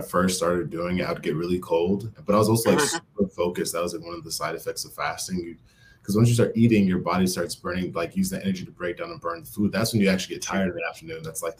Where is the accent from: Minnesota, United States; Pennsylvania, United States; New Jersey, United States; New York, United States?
Minnesota, United States; Minneapolis; I was born and raised in Minneapolis.